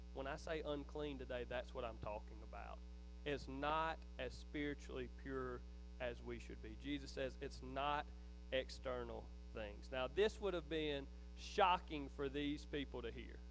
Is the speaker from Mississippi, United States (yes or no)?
yes; Philadelphia, Mississippi, United States; I grew up in Neshoba County